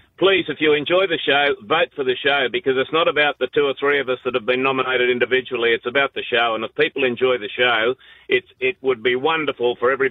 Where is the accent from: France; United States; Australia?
Australia; Queensland; I'm from Queensland